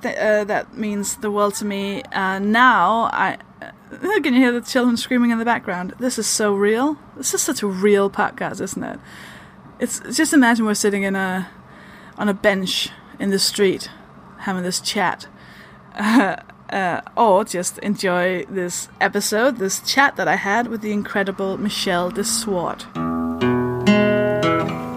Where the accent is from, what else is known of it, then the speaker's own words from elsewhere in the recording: Denmark; English is a second language; I'm a Danish stand-up comedian. That should explain why I sound like this.